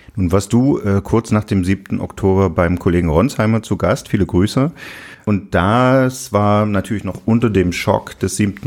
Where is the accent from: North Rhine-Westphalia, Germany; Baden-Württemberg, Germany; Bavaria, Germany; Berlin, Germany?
Berlin, Germany; Wir sind in Ostberlin aufgewachsen